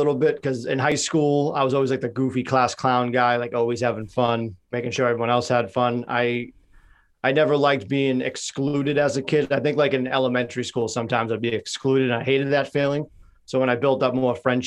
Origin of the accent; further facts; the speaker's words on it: Boston, Massachusetts, United States; also born or lived in North Carolina; I grew up in Dorchester